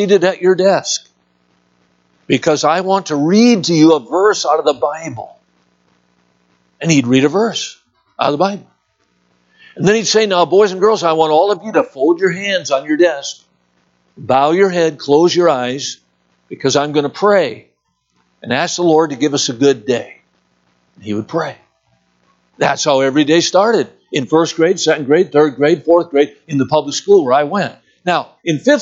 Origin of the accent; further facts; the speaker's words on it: Watertown, Wisconsin, United States; I was born and raised in Watertown, Wisconsin